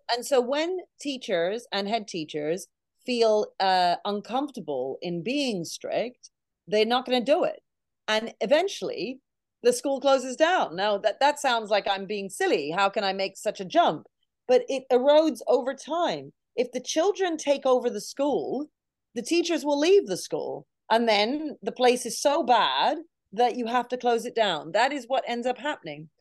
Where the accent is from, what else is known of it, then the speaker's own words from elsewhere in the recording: Canada; now in United Kingdom; I grew up in Canada, so I was in grade one, year one